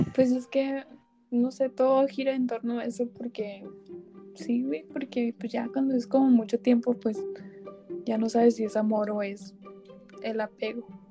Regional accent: Mexico; Somos mexicanos

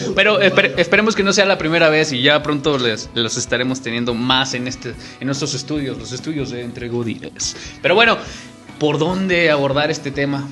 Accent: Mexico; como somos los mexicanos en general

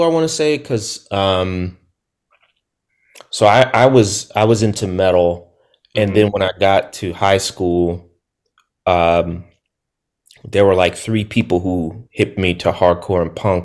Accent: next to DC, Maryland, United States; I'm from Maryland. So I'm from right next to DC. I'm from the town over.

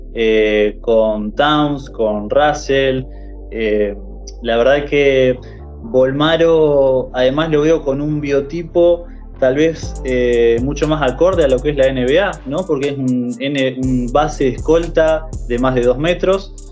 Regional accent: Argentina; como argentino

